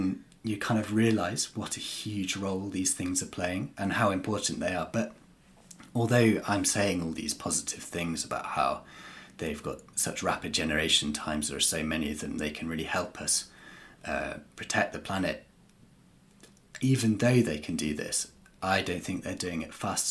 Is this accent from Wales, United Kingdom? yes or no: yes; North East Wales, United Kingdom; moved away as an adult; now in Cornwall, United Kingdom; I grew up and I'm from North East Wales